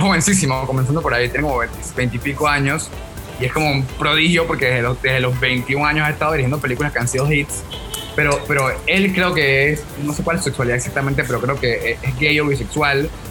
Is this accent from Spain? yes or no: no; Panama; Le dije que de Panamá